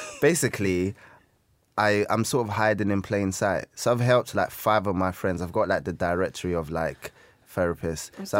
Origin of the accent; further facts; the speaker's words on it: Peckham, London, United Kingdom; I'm from Peckham.